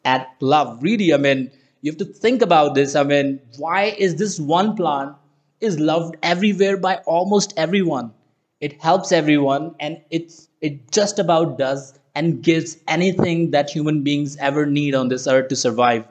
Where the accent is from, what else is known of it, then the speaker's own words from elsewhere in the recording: Uttarakhand, India; my home state in uttarakhand